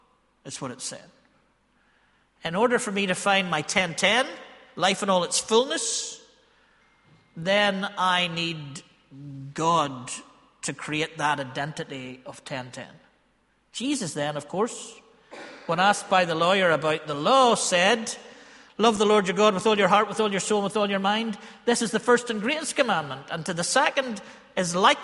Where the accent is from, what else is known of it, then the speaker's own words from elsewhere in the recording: Ballymena, Northern Ireland, United Kingdom; I am from Ballymena